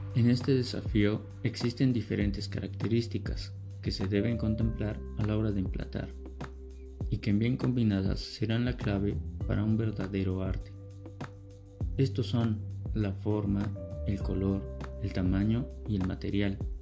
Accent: Mexico

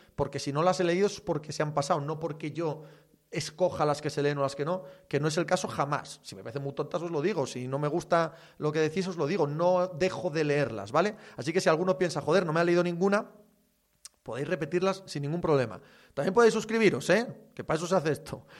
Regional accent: Asturias, Spain; mi tierra

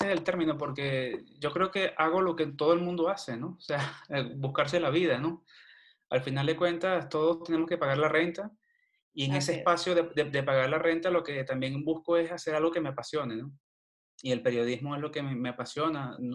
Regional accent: Villa de Cura, Aragua, Venezuela; also born or lived in Cagua; nací en Cagua, Estado de ah, Aragua, Estado de Aragua pero toda mi vida la viví en Villa de Cura.

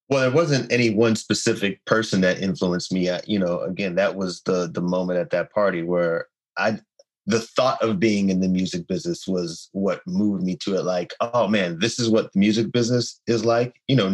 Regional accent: Chicago Heights, Illinois, United States; I am from Chicago Heights, Illinois, which is about 20 minutes south of the south side of Chicago.

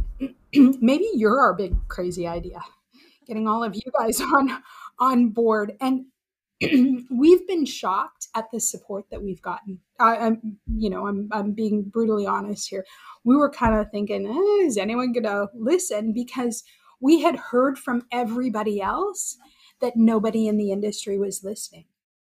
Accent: Alberta, Canada; moved away; I grew up in Alberta

